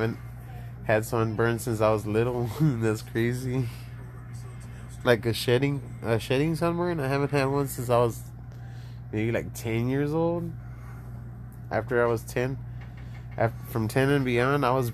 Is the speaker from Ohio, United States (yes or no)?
no; Laredo, Texas, United States; also born or lived in San Antonio, Texas; I'm from Laredo, Texas. I'm Mexican